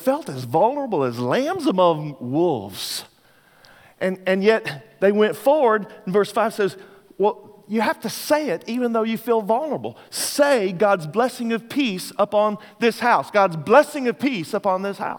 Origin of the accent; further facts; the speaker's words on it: Texas, United States; I'm from Texas, so sometimes when I'm preaching, my people will say amen